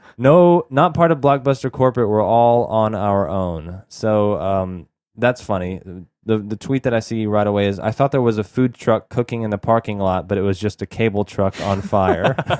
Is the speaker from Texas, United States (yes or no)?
yes; Texas, United States; where we grew up in Texas